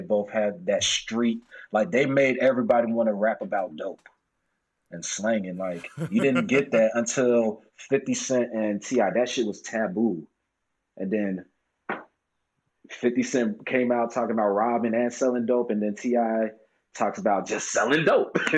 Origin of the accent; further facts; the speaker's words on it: Orlando, Florida, United States; moved away as an adult; also born or lived in Washington, D.C. / Atlanta, Georgia; I moved when I was 6 to Orlando, Florida, and I've been there since I graduated high school